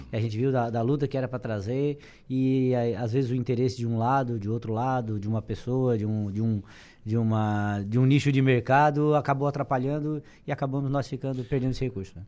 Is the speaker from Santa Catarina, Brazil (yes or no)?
yes; Araranguá, Santa Catarina, Brazil